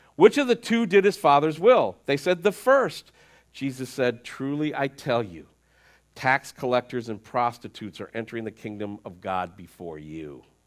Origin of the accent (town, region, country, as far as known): United States